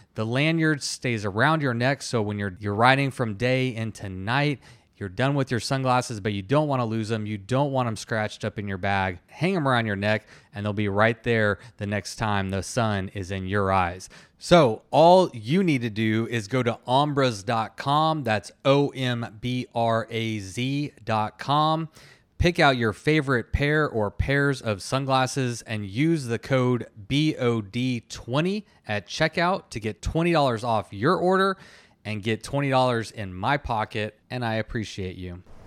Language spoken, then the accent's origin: English; Texas, United States; I'm from Texas